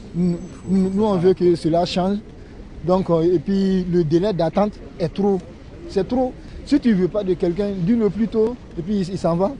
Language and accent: French; Guinea; now in Châlons-en-Champagne, France; moi, je suis guinéen